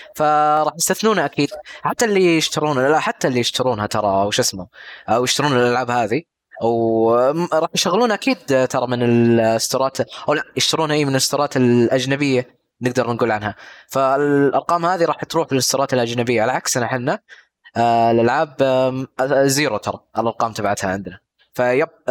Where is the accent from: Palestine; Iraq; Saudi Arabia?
Saudi Arabia; عندنا في السعوديه